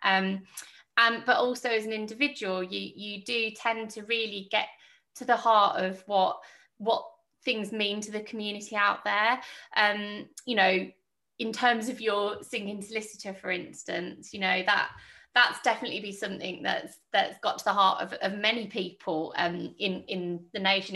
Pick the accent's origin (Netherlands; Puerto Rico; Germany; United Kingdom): United Kingdom; Birmingham, West Midlands; now in Welland Valley, United Kingdom; I'm I'm a Brummie lass